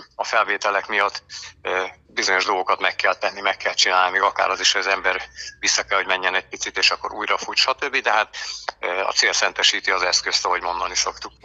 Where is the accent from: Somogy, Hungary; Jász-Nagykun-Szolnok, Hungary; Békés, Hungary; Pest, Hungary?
Békés, Hungary; Békéscsaba; also born or lived in Eger / Balatonalmádi area / Lake Balaton; now in Lake Balaton, Hungary; a gyökereim Békés megyéhez kötnek, imádom máig, Békés Csabán születtem, a körösök vidékét, a folyókat, a gátakat, aztán az élet ugye az embert hozza viszi, így kerültünk föl aztán annak idején a Eger városába